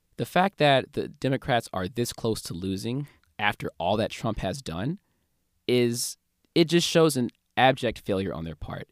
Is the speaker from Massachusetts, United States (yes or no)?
no; St. Louis, Missouri, United States; my hometown, Saint Louis